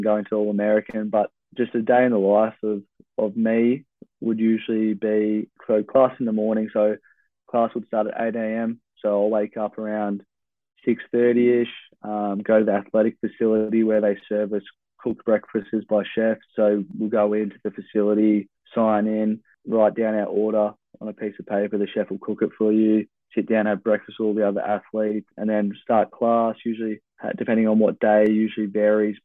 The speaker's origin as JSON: {"language": "English", "town": "Traralgon", "region": "Victoria", "country": "Australia", "tie": "born or raised there", "moved": "as an adult", "lives_now": "Oregon, United States", "said": "growing up in Traralgon and a lot of travel and a lot of time by myself on public transport"}